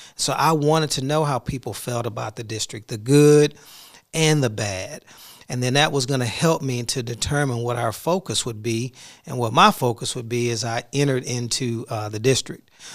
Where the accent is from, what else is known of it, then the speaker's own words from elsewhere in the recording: Houston, Texas, United States; now in Duncanville, United States; I'm from Houston